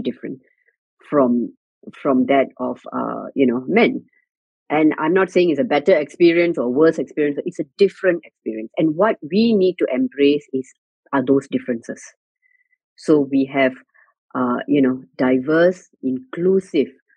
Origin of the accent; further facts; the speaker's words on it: Singapore; as a Singaporean